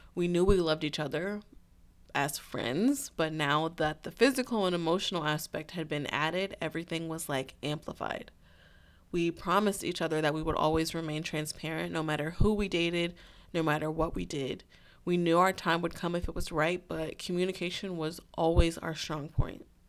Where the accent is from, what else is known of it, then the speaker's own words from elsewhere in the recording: St. Louis, Missouri, United States; my hometown of Saint Louis